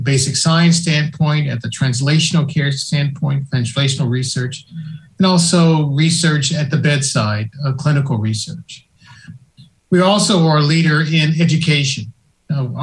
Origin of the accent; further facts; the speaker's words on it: Nashville, Tennessee, United States; moved away as an adult; now in Boston, United States; I grew up in Nashville, Tennessee